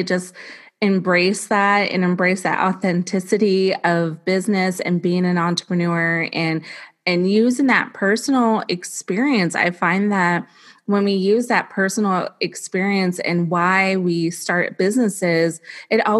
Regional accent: Bay Area, California, United States; now in Ohio, United States; I'm actually a Californian originally. I'm from the Bay Area

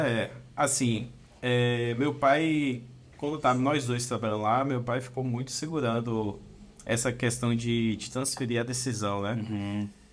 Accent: Brumado, Bahia, Brazil; eu sou de Brumado, uma cidadezinha no interior da Bahia, é ali no sudoeste da Bahia

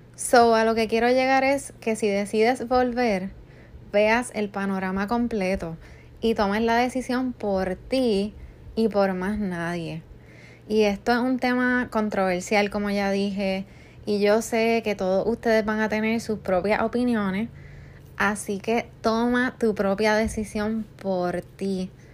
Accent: Puerto Rico; moved away; yo soy de Puerto Rico

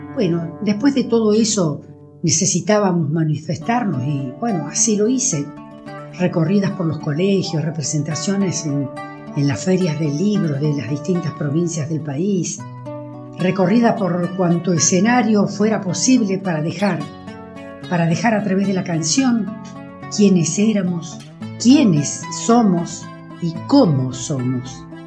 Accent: La Pampa, Argentina; Soy cantora de La Pampa

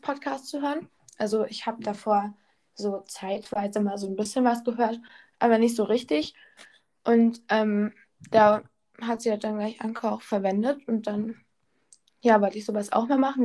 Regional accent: North Rhine-Westphalia, Germany; first language German; now in Bavaria, Germany; Ja, ich wohne in Bayern, aber ich komme eigentlich aus Nordrhein-Westfalen

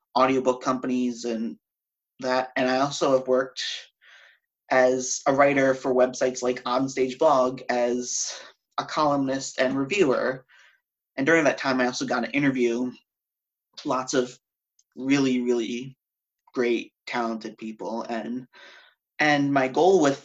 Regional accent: Connecticut, United States; moved away as an adult; also born or lived in upstate New York; now in New York City, United States; I grew up in Connecticut.

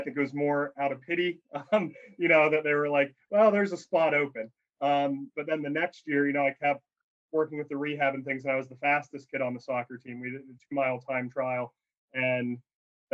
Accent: Alliance, Ohio, United States; moved away; I grew up in Northeast Ohio, Alliance, Ohio, where Mount Union is

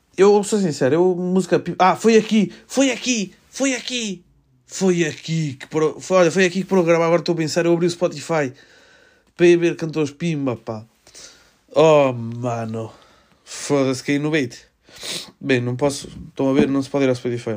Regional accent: Melgaço, Norte, Portugal; Eu sou de Melgaço, vejo, miro a Espanha do, por mim ventana

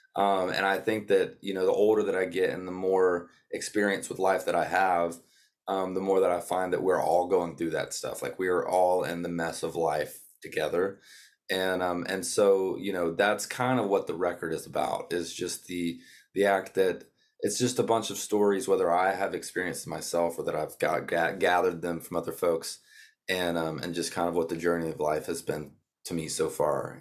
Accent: North Georgia, United States; now in Nashville, United States; I was born and raised in North Georgia on a, on a small horse farm down there

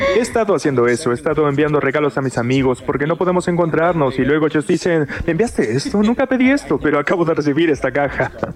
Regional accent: Córdoba, Argentina; de donde soy, Córdoba Capital

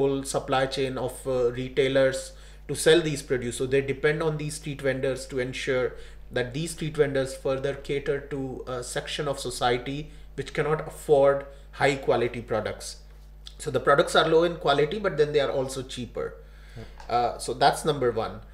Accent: India; India, I was born there and I grew up there

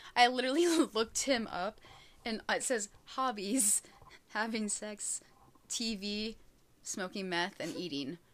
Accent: United States; I am very American

